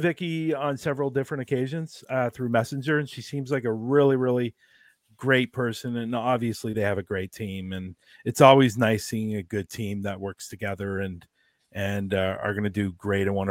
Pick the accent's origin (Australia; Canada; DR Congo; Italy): Canada; Toronto, Ontario; I'm from Toronto